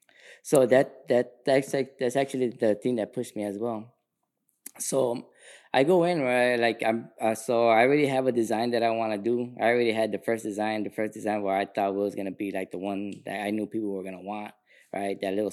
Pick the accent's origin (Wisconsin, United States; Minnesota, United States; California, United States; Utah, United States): California, United States; Sacramento; dude, man, I'm an artist from Sacramento.